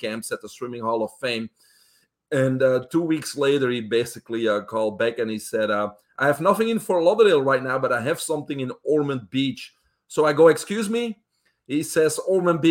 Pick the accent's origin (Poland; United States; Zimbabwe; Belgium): Belgium; English is a second language; moved away as an adult; I'm originally from Belgium in Europe. I was raised there with my brother, single home family.